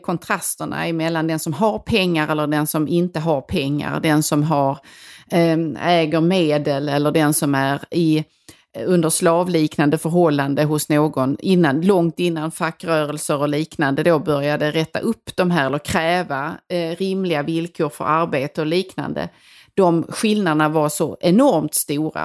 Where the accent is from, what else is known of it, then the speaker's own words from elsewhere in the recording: Helsingborg, Skåne, Sweden; accent: Helsingborg; moved away; där jag kommer ifrån, som jag berättade mycket om i det här landsbygdsavsnittet, som verkligen, verkligen är på landet